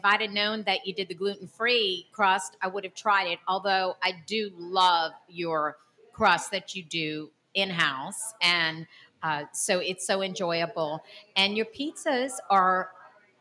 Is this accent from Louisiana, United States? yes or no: yes; New Orleans, Louisiana, United States; we're from Greater New Orleans